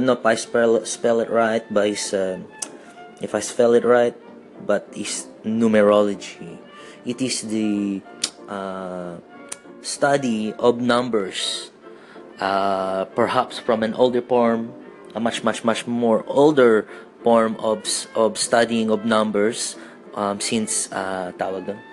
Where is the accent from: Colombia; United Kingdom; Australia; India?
Australia; also born or lived in Philippines; being Filipino Australian